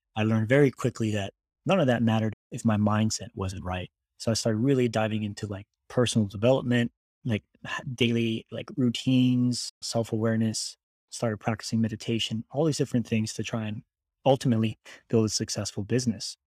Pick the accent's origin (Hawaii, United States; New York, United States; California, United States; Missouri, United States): Hawaii, United States; moved away as an adult; also born or lived in Texas; I was born and raised in Hawaii